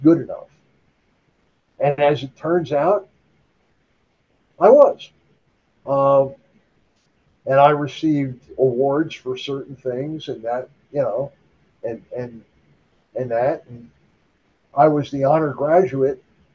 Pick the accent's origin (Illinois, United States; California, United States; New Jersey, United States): New Jersey, United States; northeastern; I was born and raised in northeastern New Jersey